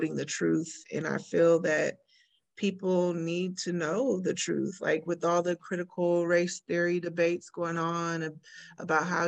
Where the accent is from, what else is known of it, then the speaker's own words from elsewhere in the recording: Bay Area, California, United States; moved away; also born or lived in Elk Grove, California; I'm from the Bay Area